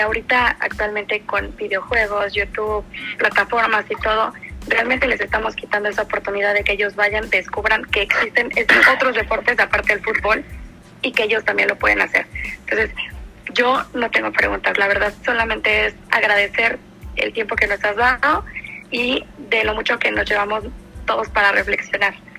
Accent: Mexico; como mexicanos

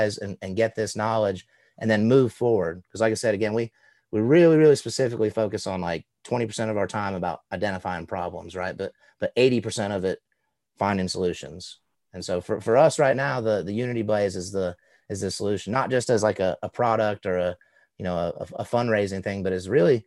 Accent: Southeast, United States; growing up in the Southeast with kind of ambiguously brown skin

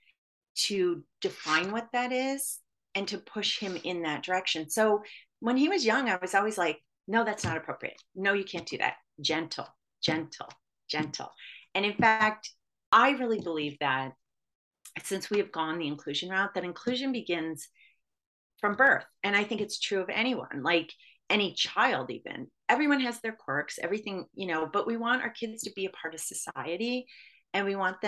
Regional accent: Michigan, United States; when I was growing up in Michigan

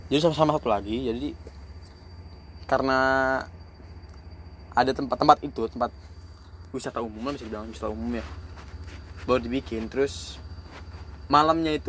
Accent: North Sumatra, Indonesia; gue kan orang Batak ya namanya orang Batak pasti kalau ada acara

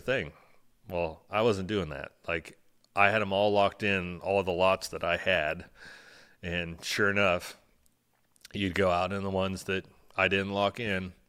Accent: Aledo, Illinois, United States; thirty-nine years old, born and raised in Alito, Illinois

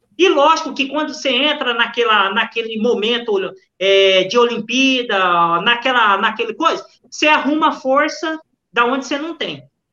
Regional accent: Brazil; nós somos brasileiros

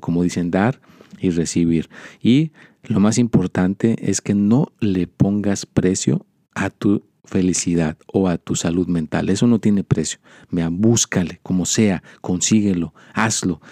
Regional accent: Mexico; now in United States; yo soy mexicano

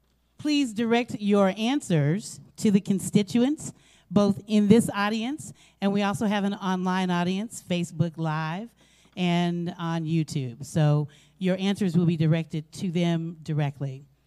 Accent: Oklahoma, United States; Gentlemen, I'm from Oklahoma. How y'all doing?

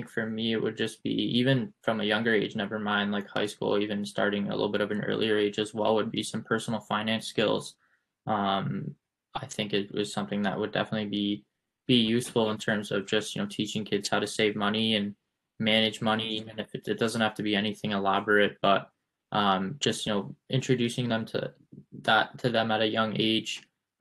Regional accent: Canada; moved away; also born or lived in United States; As a Canadian

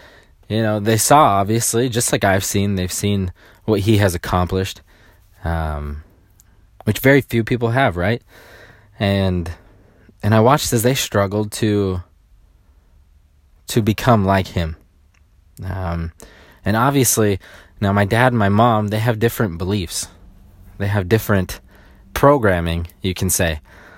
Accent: Sacramento, California, United States; When I grew up, I grew up in around Sacramento, and I'm the youngest of 10 children, okay?

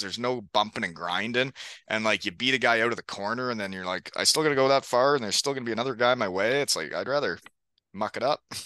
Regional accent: Elmira, Ontario, Canada; my hometown in Elmira

